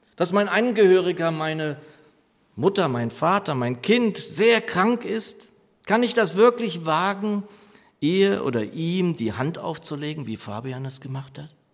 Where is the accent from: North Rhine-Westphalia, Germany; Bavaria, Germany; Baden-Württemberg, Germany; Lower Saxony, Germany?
Lower Saxony, Germany; moved away; meiner Heimatgemeinde in Niedersachsen